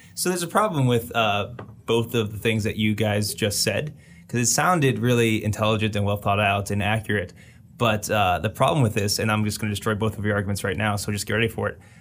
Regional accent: United States

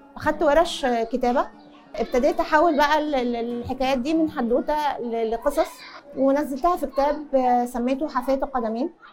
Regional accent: Aswan, Aswan Governorate, Egypt; أنا كنا ساكنين في قلب مدينة أسوان

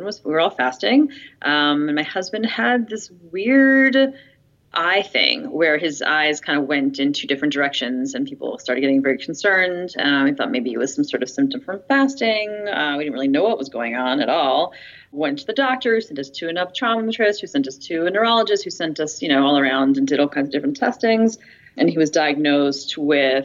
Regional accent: United States; moved away as an adult; also born or lived in Tel Aviv, Israel; now in Israel; I grew up in the States to modern Orthodox family

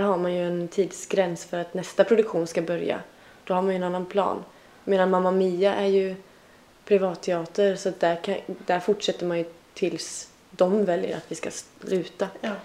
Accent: Tranemo, Västra Götaland, Sweden; now in Stockholm, Sweden; De trakterna mm. i Tranemo kommun kommer jag ifrån

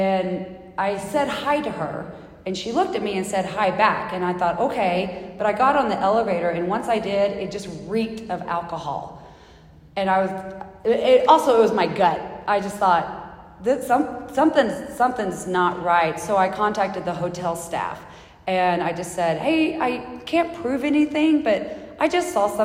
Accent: Arkansas, United States; moved away as an adult; now in Boulder, United States; My home church that I grew up in Arkansas

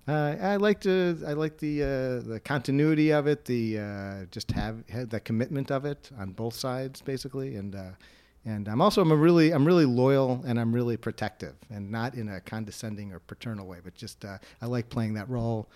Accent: Wilmette, Illinois, United States; I grew up in Will Matt, or as the people in Winnetka like to call it, uh, Winnetka for Jews

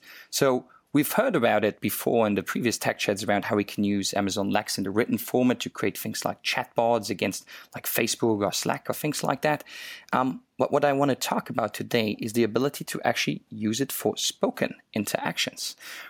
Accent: Luxembourg; English is a second language; now in Hong Kong; if the listener actually wondered why my accent sounds so funny, I'm not originally from Hong Kong. I'm actually from a small little country called Luxembourg, and lived in so many different countries and started speaking different languages.

